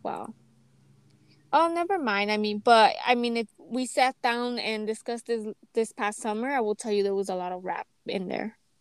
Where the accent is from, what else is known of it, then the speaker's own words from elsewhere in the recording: United States; i grew up always supporting my home my home country the us